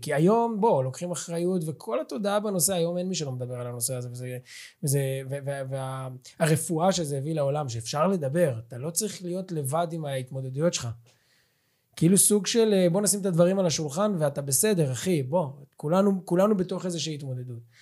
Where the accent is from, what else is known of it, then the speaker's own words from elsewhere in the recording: Ra'anana, Central District, Israel; moved away; אני במקור מרעננה